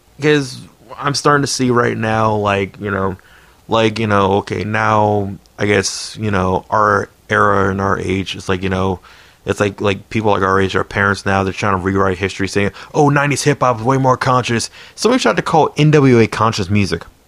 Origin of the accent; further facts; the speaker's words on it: Silver Spring, Maryland, United States; I was born in Silver Spring too.